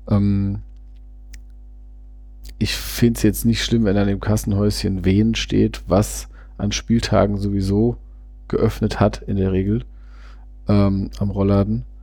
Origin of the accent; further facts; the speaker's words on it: Vienna, Austria; klar, ich komme aus Wien selbst